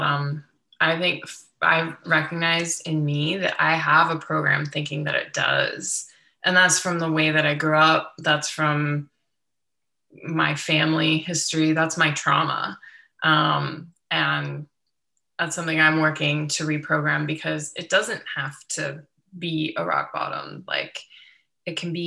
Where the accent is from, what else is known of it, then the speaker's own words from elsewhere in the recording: Youngstown, Ohio, United States; I grew up in Youngstown, Ohio